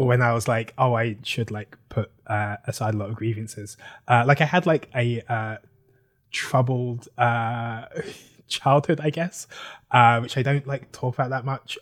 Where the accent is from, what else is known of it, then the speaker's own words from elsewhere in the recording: London, United Kingdom; moved away as an adult; now in Brooklyn, United States; I am from London, uh, South London